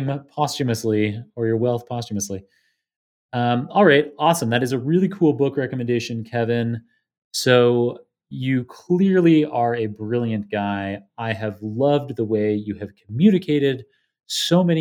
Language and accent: English; Canada; now in United States; My home country, Canada